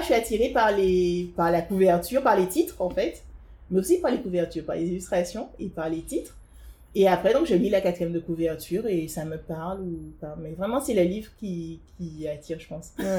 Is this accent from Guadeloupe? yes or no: yes; Guadeloupe; moved away as an adult; also born or lived in Paris; je suis guadeloupéenne et euh, donc je suis née et j'ai grandi en Guadeloupe. J'ai vécu en Guadeloupe jusqu'à mes 18 ans. Après, je suis venue à Paris